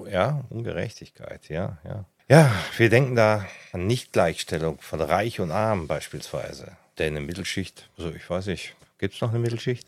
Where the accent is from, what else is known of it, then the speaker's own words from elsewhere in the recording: Ruhr area, North Rhine-Westphalia, Germany; now in Lake Constance, Germany; ich komme ursprünglich mal aus dem Ruhrgebiet.